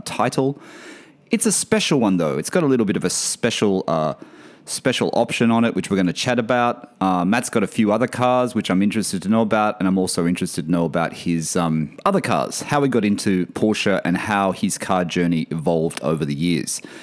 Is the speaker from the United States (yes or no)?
no; Australia; moved away; My, my home country, my hometown